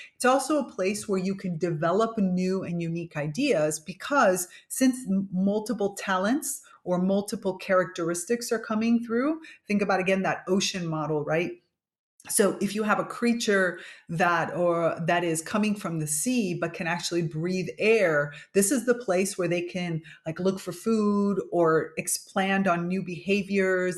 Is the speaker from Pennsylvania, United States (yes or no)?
no; Miami, Florida, United States; My parents are Cuban, but I was grow, grew up in Miami, Florida, which is basically North Cuba